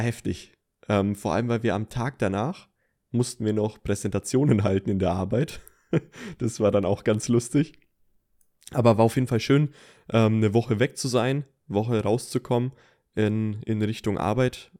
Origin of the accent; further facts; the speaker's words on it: Franconia, Bavaria, Germany; als Franke hier aus der Gegend